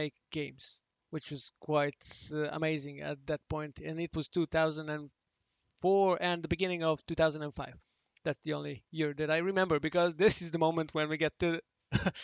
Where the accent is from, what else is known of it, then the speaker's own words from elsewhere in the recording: Belgrade, Serbia; I'm from Belgrade originally